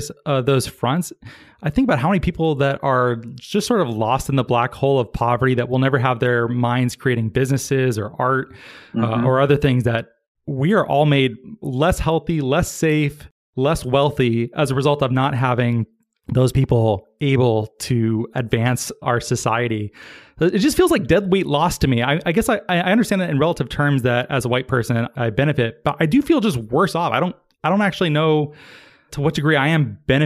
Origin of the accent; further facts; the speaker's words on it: United States; I like being an American. I'm proud to be an American. It's my home.